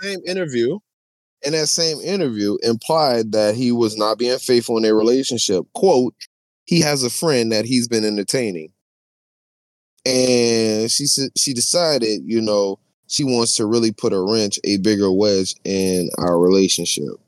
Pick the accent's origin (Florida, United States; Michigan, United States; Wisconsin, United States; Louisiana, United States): Louisiana, United States; New Orleans; I'm from New Orleans